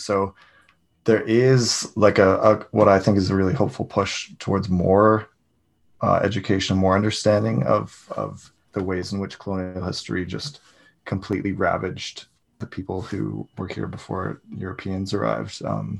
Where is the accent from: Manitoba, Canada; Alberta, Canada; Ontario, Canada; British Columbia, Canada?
British Columbia, Canada; Kelowna; Kamloops, British Columbia, which is pretty close to where I grew up in Kelowna